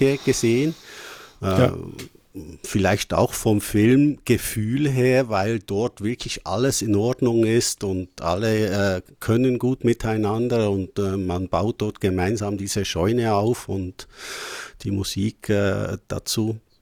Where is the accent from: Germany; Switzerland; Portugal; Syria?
Switzerland; bei uns in der Schweiz